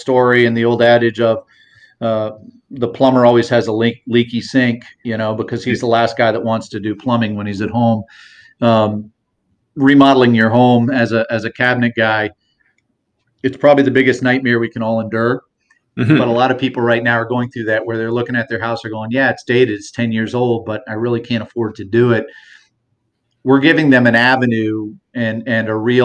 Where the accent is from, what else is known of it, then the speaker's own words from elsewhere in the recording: Maine, United States; now in Southwest Florida, United States; I'm originally from Maine